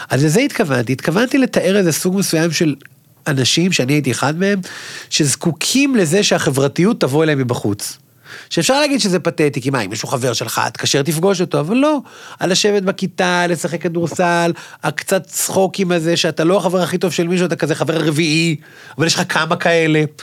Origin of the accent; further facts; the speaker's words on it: Ashdod, Southern District, Israel; ואני, כמו שהוא אומר, אני גדלתי באשדוד, אני אומר כל הזמן לאנשים, שמע, אני חצי מרוקאי.